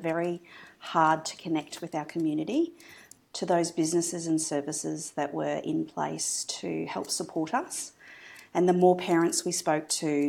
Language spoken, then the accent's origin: English; Bundaberg, Queensland, Australia; I grew up in Bundaberg and I have a really deep sense of connection to the people, to the community, to the country